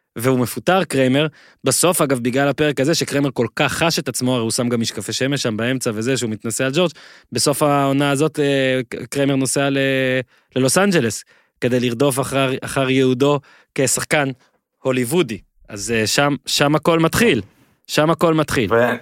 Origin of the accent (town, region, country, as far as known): Israel